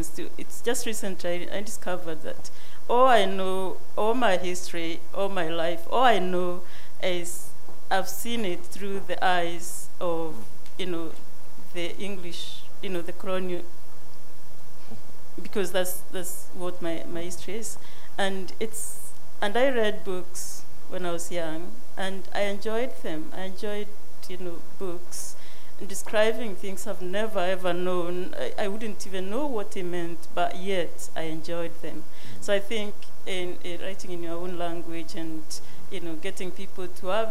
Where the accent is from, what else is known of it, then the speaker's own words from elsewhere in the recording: Kenya; moved away; I come from Kenya